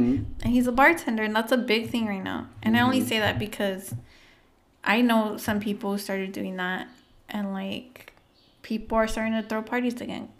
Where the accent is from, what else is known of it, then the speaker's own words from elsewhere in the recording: the Valley, California, United States; also born or lived in San Diego; I, like, left the valley.